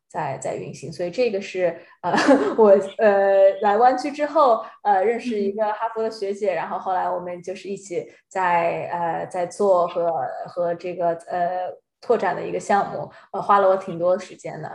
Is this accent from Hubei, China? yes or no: no; Shanghai, China; moved away; 我上海人